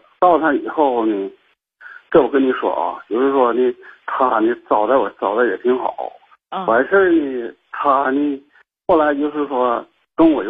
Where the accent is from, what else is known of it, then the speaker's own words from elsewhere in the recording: Shenyang, Liaoning, China; 我家是沈阳的，